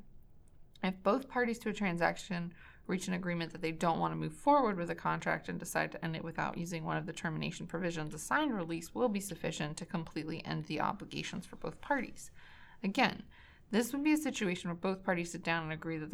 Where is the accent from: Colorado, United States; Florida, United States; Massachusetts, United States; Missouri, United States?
Massachusetts, United States; Boston; I'm from Boston